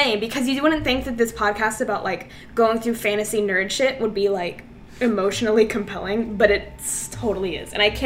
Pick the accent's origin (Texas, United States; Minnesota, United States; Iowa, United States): Texas, United States; I'm from Texas, I live outside of Dallas